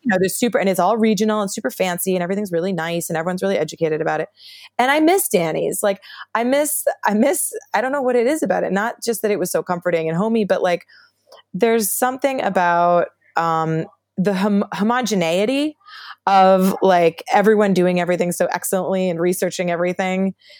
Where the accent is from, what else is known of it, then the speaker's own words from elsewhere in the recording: New Haven, Connecticut, United States; I'm from New Haven, Connecticut